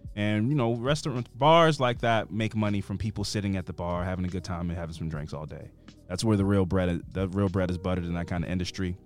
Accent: Baltimore, Maryland, United States; we're from Baltimore

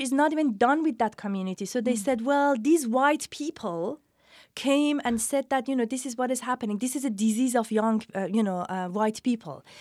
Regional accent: Iran; moved away; also born or lived in England / New York City / California; I'm from Iran, educated in England, lived in New York City and then California

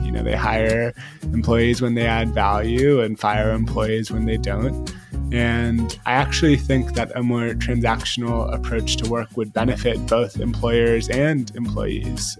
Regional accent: San Francisco, California, United States; I grew up in San Francisco

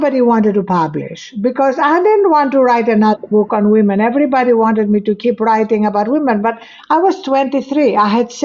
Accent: Greece; English is a second language; moved away; I had to learn French before English because in Greece, that was the official foreign language

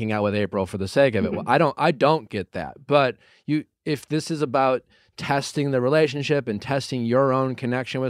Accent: Wisconsin, United States; I'm from Wisconsin. I'm from Wisconsin

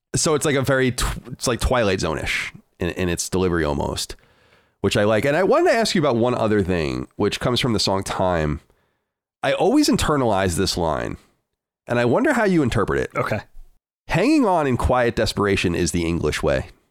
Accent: United States; as a an American

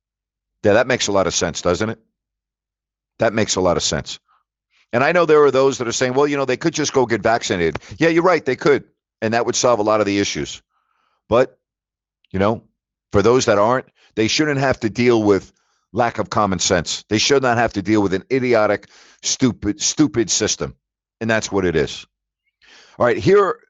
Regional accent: New York, United States; moved away; I don't understand New York, and I'm from New York. But I don't know if I could live there right now.

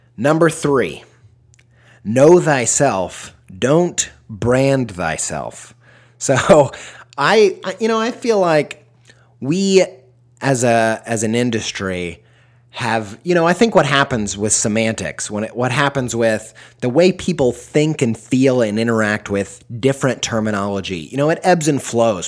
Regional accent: Midwest, United States; I'm from the Midwest

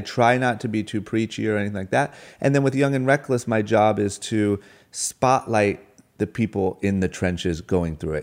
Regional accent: Akron, Ohio, United States; moved away as an adult; also born or lived in Los Angeles; now in Beverly Hills, United States; born and raised in Akron, Ohio. The moment I turned 18, I moved

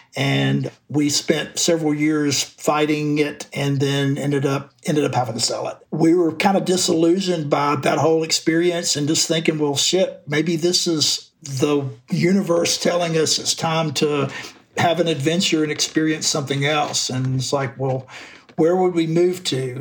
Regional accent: Florence, Alabama, United States; moved away; also born or lived in Memphis / Athens, Georgia; I grew up in the Muscle Shoals area in North Alabama. It was a town called Florence.

